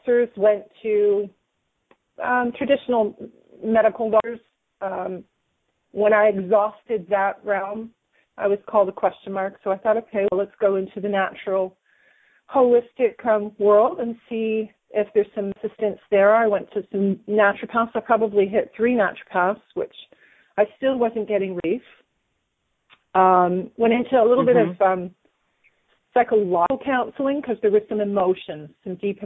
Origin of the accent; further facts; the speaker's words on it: Hamilton, Ontario, Canada; now in Grimsby, Canada; I was born in Hamilton